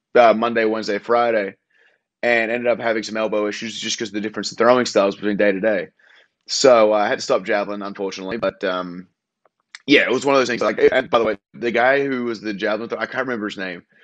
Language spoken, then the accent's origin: English; Australia; moved away as an adult; As an Australian